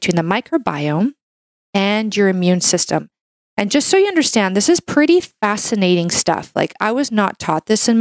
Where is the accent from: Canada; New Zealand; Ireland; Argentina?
Canada; I'm a Canadian medical doctor